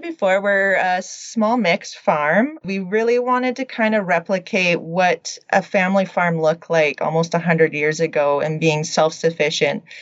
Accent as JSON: {"language": "English", "town": "Radium Hot Springs", "region": "British Columbia", "country": "Canada", "tie": "born or raised there", "also_born_or_lived": "Lethbridge, Alberta / Edmonton, Alberta", "moved": "as an adult", "lives_now": "Alberta, Canada", "said": "I'm originally from Radium Hot Springs, BC. I grew up a small town country girl"}